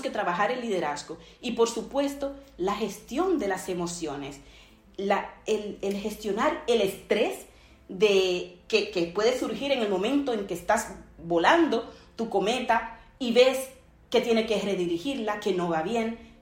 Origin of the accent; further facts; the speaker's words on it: Dominican Republic; mi país, República Dominicana